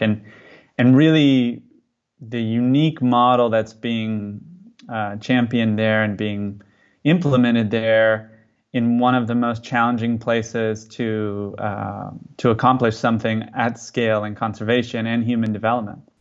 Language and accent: English; California, United States; now in Mozambique; I'm from California